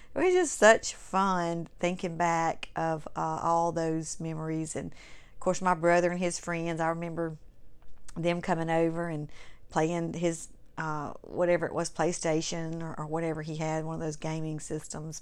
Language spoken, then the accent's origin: English; Clinton, Mississippi, United States; I grew up in Clinton, Mississippi. My family moved there when I was in the, in the fifth grade, going into the fifth grade. I was ten years old.